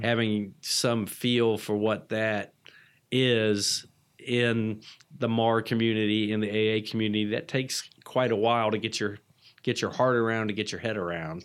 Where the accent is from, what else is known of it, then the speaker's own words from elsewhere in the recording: Atlanta, Georgia, United States; I'm from Atlanta, so I was a locally based patient.